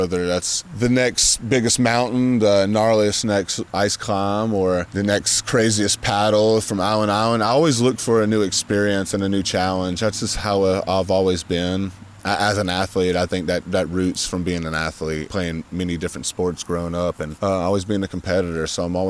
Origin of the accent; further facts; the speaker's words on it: Southeast, United States; You know, growing up in the Southeast, doing some rock dabbling, as I mentioned, climbing barefooted in the state of Georgia, North Carolina